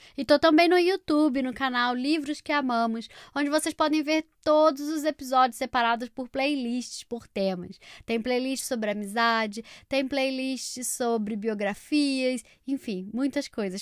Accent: Rio de Janeiro, Brazil; moved away; direto da minha terra natal, Rio de Janeiro

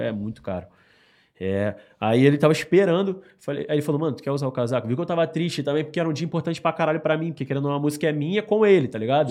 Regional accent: Rio de Janeiro, Brazil; also born or lived in Baixada Fluminense; Eu fui pra Rocinha quando eu tinha mais ou menos uns seis anos de idade

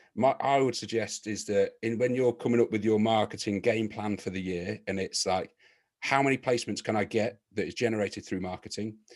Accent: Leicester, East Midlands, United Kingdom; my hometown club of Leicester City

